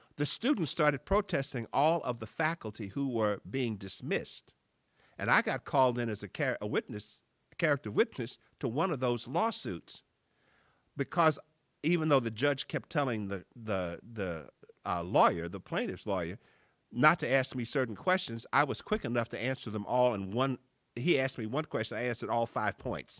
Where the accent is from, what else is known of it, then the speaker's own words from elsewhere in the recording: East St. Louis, Illinois, United States; moved away; also born or lived in Beloit, Wisconsin; I'm from East Saint Louis